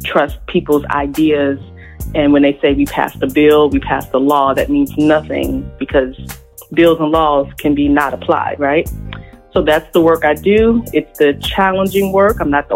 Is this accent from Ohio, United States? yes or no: no; Richmond, Virginia, United States; born and raised in Richmond, Virginia, the second capital of the Confederacy